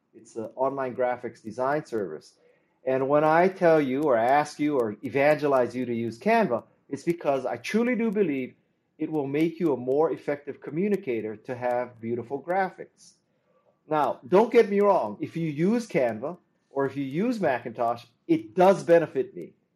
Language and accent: English; Honolulu, Hawaii, United States; moved away as an adult; also born or lived in Stanford, California; I'm from Honolulu, and uh, I went to school on the mainland at, at Stanford